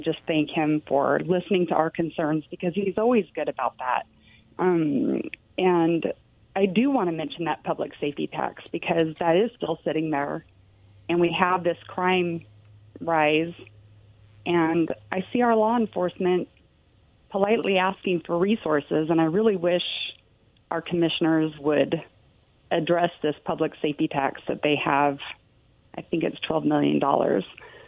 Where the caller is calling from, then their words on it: Richland, United States; Hey, guys, it's … in Richland.